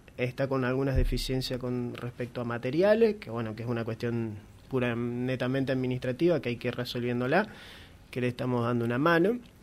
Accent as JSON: {"language": "Spanish", "region": "northern Santa Fe province", "country": "Argentina", "said": "como norteños"}